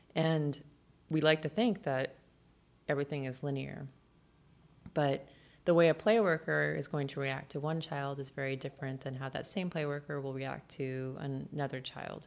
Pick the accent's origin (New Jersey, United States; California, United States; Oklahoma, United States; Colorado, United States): California, United States; moved away; also born or lived in Boston; I was born in California, moved to Boston.